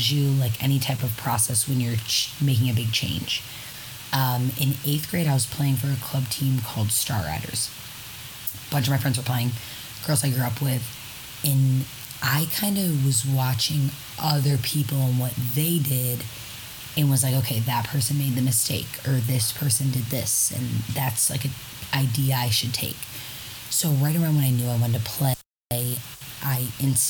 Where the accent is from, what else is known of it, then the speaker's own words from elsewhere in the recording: Syracuse, New York, United States; I am from Syracuse, New York